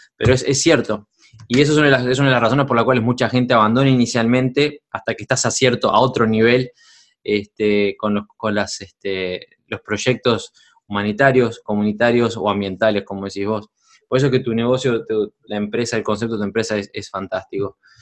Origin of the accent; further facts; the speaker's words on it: Uruguay; Uruguay, mi país natal